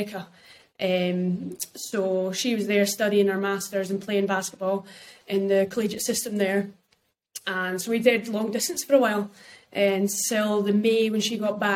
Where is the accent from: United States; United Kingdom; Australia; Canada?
United Kingdom; we're British people